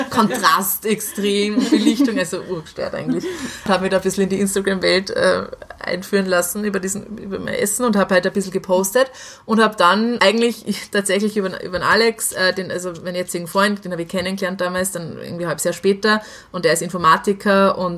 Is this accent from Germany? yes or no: no; Salzburg, Austria; ich bin in Salzburg halt aufgewachsen